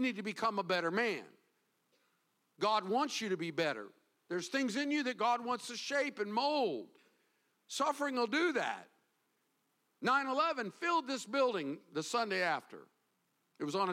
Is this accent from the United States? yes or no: yes; the South, United States; now in Florida, United States; growing up in the South